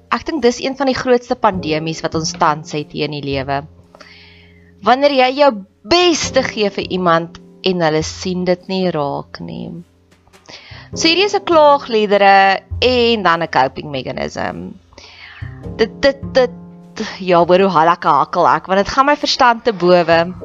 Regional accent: Welkom, Free State, South Africa; Ek het in Welkom groot geword

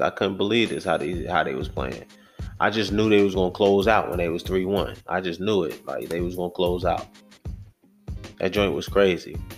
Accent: New York City, New York, United States; I'm from Brooklyn, New York

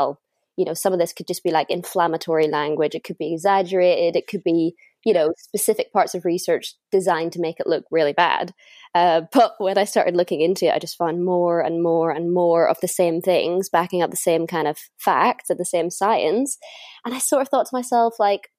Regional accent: north coast of Northern Ireland, United Kingdom; moved away as an adult; now in London, United Kingdom; home for me is at the north coast of Northern Ireland.

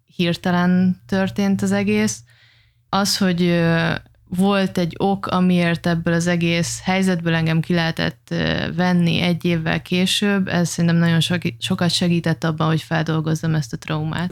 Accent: Oroszlány, Komárom-Esztergom, Hungary; moved away as an adult; also born or lived in Dubai; mind a ketten egy, ö, tetabánya melletti kis bányászvárosból származunk

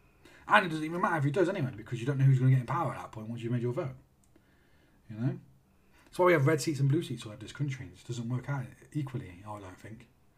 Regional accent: Australia; I'm fucking Australian. What do I care about what Australians think?

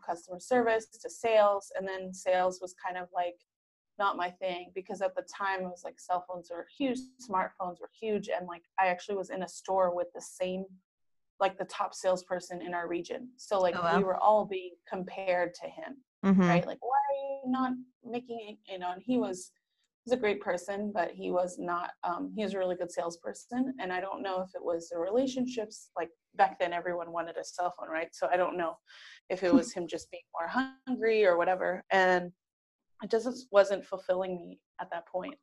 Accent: San Diego, California, United States; moved away as an adult; also born or lived in New York; now in San Diego, United States; I am from San Diego, born and raised

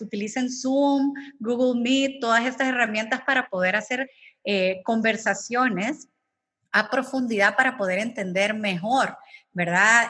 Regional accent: El Salvador; como salvadoreños

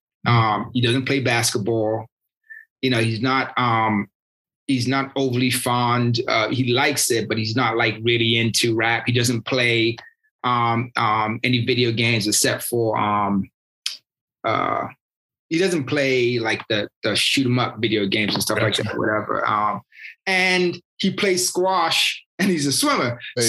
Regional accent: United Kingdom; I'm British and I played soccer, you know, most of my life.

